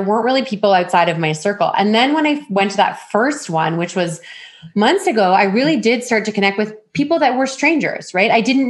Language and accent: English; Ontario, Canada; But I mean, I came from Ontario where I would network at least once a week.